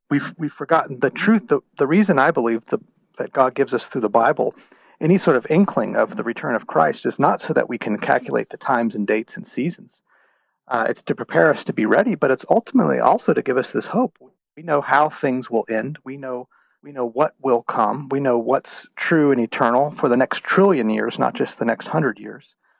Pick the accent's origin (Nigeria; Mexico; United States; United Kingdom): United States; Houston, Texas; moved away; I'm originally from the state of Texas. Um, I grew up in the Houston area